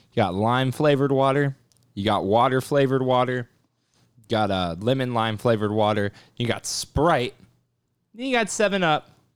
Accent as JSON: {"language": "English", "region": "South Texas", "country": "United States", "also_born_or_lived": "Grand Prairie, Texas / Louisiana", "said": "I'm from South Texas"}